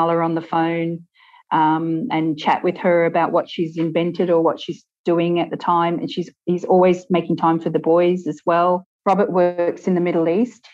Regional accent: Australia; moved away as an adult; also born or lived in Sydney; now in Ireland; We're from Australia and we bought a house over here 18 months ago

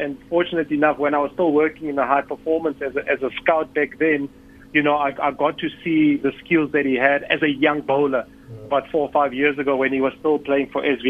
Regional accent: South Africa; as a South African team

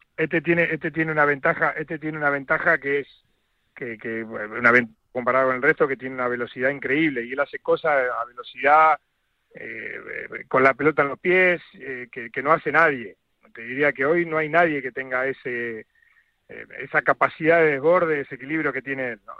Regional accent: Argentina; now in Madrid, Spain; como argentino

